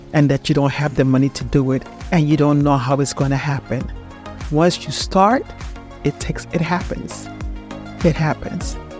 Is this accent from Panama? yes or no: yes; Panama; moved away; I'm from Panama.